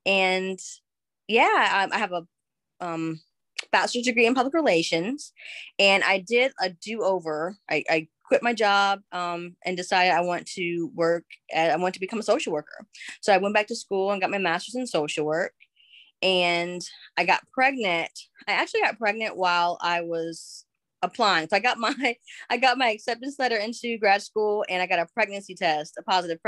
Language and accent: English; Michigan, United States; accent: mixed accent; now in Alabama, United States